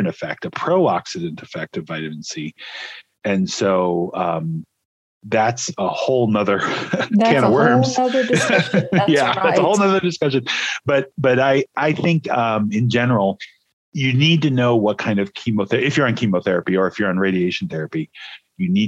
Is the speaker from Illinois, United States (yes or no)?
yes; Illinois, United States; moved away as an adult; now in Corvallis, Oregon, United States; I'm originally from Illinois